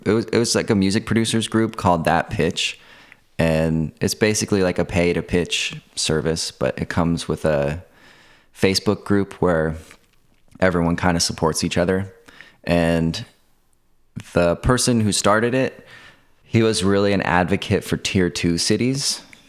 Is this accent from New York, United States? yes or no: yes; Kingston, New York, United States; moved away as an adult; now in Brooklyn, United States; I'm from Kingston, New York.